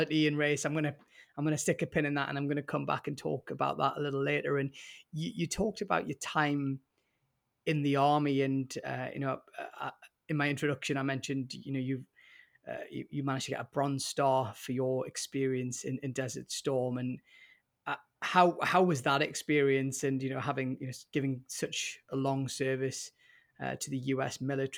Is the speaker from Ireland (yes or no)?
no; United Kingdom